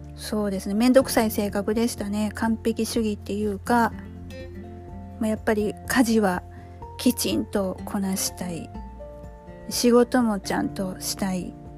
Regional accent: Osaka, Japan; これ大阪人なんでね

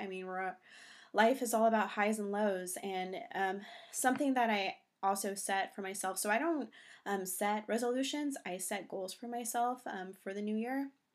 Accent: California, United States; moved away as an adult; also born or lived in New York; now in North Carolina, United States; We're originally from California, living in New York for about three years

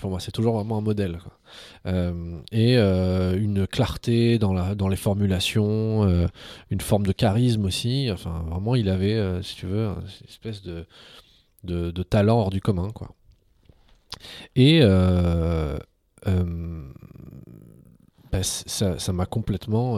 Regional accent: France; French is a second language; also born or lived in Algiers, Algeria / Montpellier, France; j'ai été arraché à, l'Algérie étant tout petit. je suis arrivé en France, je parlais pas un mot de français. on m'a mis à l'école comme ça

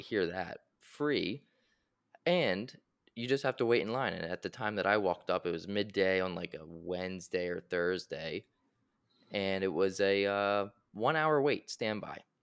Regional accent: Philadelphia, Pennsylvania, United States; we are from Philadelphia

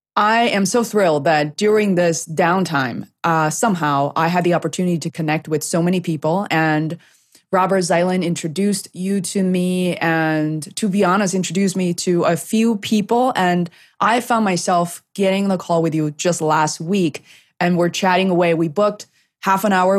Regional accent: China; moved away; I'm originally coming, uh, come from China

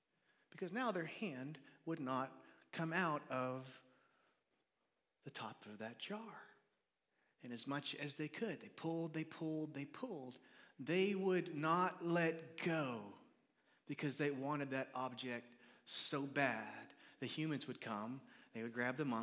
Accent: Livingston, Texas, United States; I grew up in Livingston, Texas

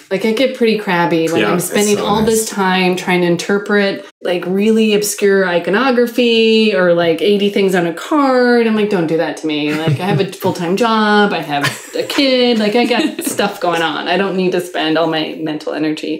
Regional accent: Midwest, United States; I'm from the Midwest.

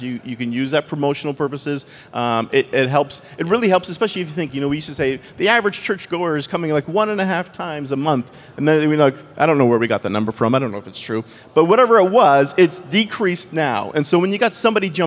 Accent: Canada; accent: Canadian; my Canadian accent.

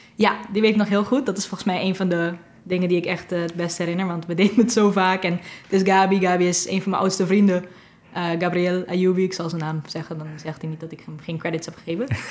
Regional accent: Curaçao; moved away as an adult; now in Netherlands; Ik kom uit Curaçao ehm, en ik ben hier nu zes maanden

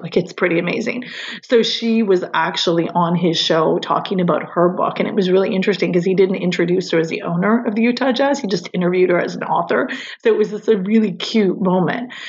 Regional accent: Canada; I'm Canadian

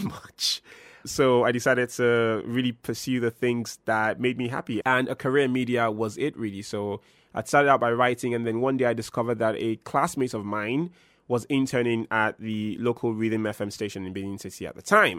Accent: Benin City, Edo, Nigeria; moved away as an adult; also born or lived in Lagos; now in Abuja, Nigeria; I've gone to radio in twenty twelve in my hometown of Benin City, and I've moved across the country

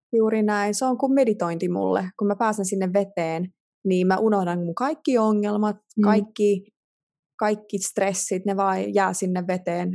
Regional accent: Finland; moved away as an adult; me suomalaiset

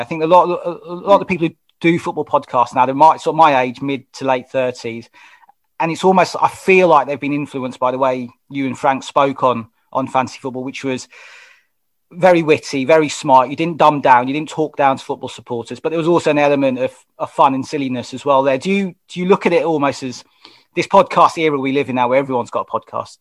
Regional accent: London, United Kingdom; now in South London, United Kingdom; I'm from Wembley originally

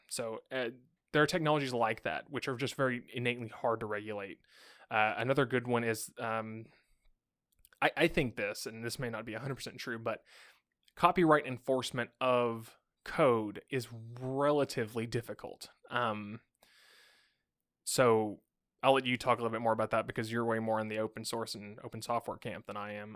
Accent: United States; as an American

